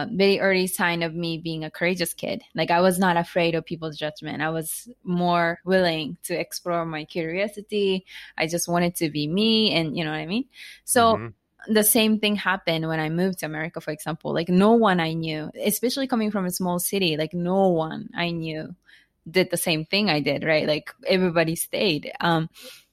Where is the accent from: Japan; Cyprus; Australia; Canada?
Japan; English is a second language; moved away as an adult; also born or lived in United States; now in Tokyo, Japan; I was born and raised in Japan, not Tokyo.